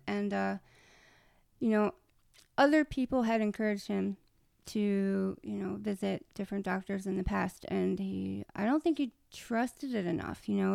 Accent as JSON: {"language": "English", "region": "Maryland", "country": "United States", "said": "I'm from Maryland, too"}